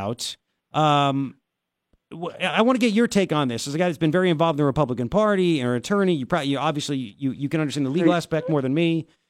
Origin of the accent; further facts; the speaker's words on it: Commack, New York, United States; I'm from Long Island also.